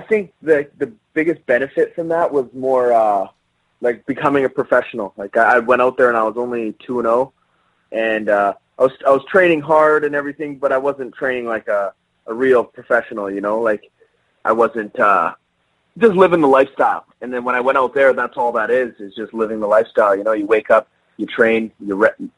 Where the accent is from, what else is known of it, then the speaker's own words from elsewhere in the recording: Canada; being Canadian